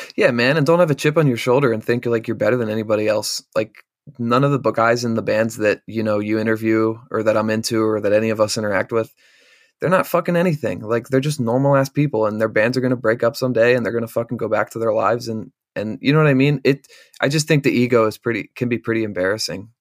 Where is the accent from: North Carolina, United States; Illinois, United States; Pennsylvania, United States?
Pennsylvania, United States; Bellefonte; also born or lived in Carlisle, Pennsylvania; I'm actually from central Pennsylvania